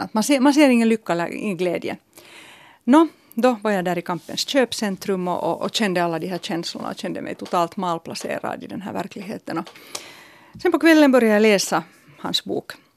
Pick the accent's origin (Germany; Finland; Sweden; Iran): Finland; Helsinki, Uusimaa; min hemstad